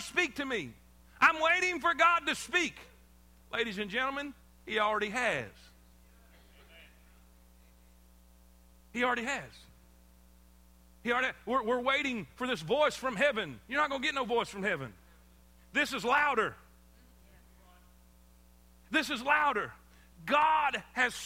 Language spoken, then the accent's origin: English; South Florida, United States; moved away as an adult; also born or lived in South Carolina; I grew up in South Florida on the beach. I mean, my whole life I grew up by the ocean